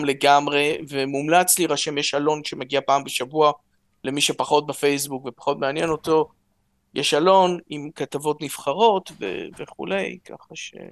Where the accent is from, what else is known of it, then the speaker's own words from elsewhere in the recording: Jerusalem, Jerusalem District, Israel; אני ירושלמי, ההורים עלו מרוסיה